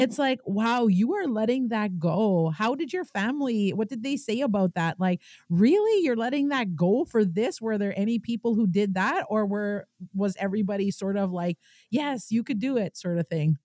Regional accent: Kitigan Zibi, Quebec, Canada

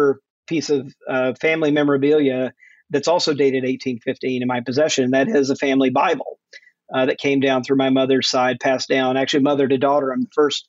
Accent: Jackson, Mississippi, United States; moved away as an adult; also born or lived in Fort Worth, Texas / Atlanta, Georgia / Macon, Georgia; I grew up mostly in Jackson, Mississippi

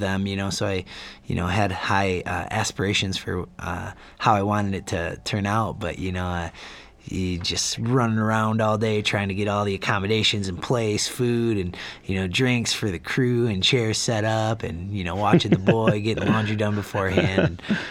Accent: Grand Rapids, Michigan, United States; I grew up in Grand Rapids, Michigan, and a lot of my family's there.

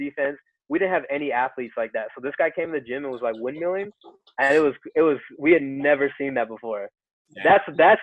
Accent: Chino Hills, California, United States; also born or lived in Pomona / Claremont; I grew up in Chino Hills

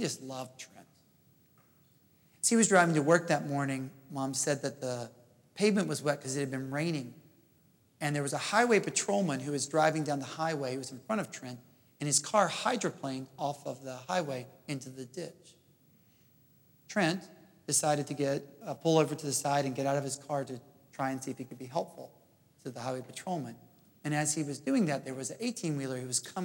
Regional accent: Jackson, Mississippi, United States; moved away; also born or lived in Princeton, New Jersey / Oxford, England / Houston, Texas; I grew up in Jackson, Mississippi

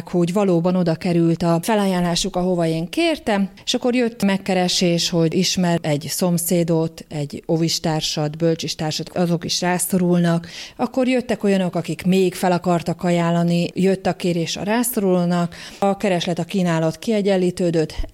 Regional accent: Budapest, Hungary; az új hegyi lakótelepen nőttem föl

